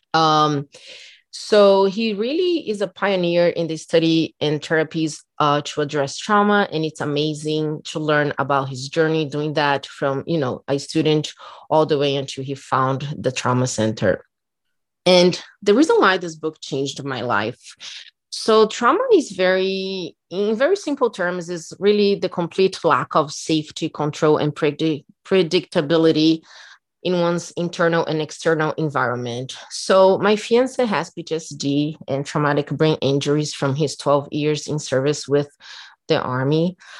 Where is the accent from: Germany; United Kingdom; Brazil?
Brazil; English is a second language; moved away; I'm from Brazil